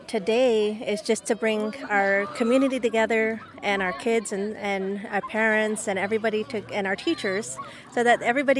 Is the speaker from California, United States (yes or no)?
yes; Covelo, California, United States; I am from the Scotts Valley Band of Pomo Indians. I was raised here in the Round Valley Reservation where my dad's from, my mom from Scotts Valley, so I'm from Scotts Valley.